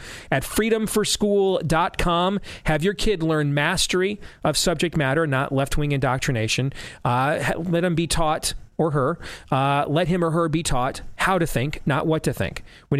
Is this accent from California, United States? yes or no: yes; California, United States; also born or lived in Florida; I remember growing up in Southern California, the smog would be so bad some days that I literally could not go play outside.